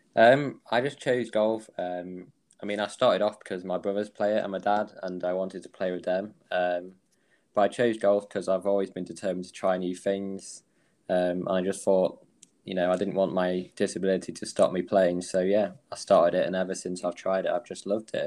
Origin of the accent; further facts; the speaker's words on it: Manchester, North West England, United Kingdom; I'm from Manchester in England.